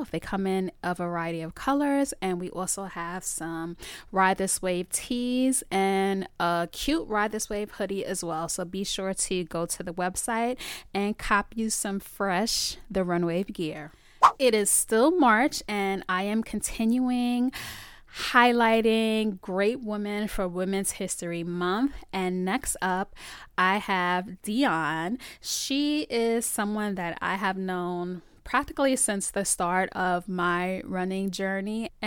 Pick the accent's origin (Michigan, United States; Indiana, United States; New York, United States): New York, United States; Bronx; in Bronx. Bronx. I'm from the Bronx.